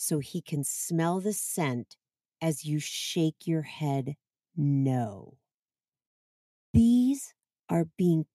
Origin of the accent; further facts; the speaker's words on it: Boston, Massachusetts, United States; I grew up in the Boston area